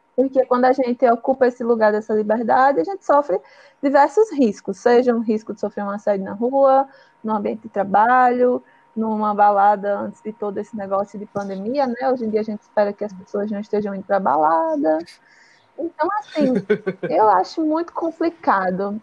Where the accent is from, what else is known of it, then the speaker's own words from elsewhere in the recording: Northeast Region, Brazil; Sou nordestina